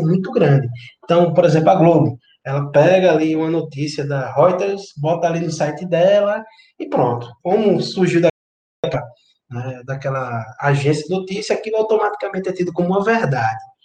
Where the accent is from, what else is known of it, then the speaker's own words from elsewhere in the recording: Northeast Region, Brazil; de volta para minha terra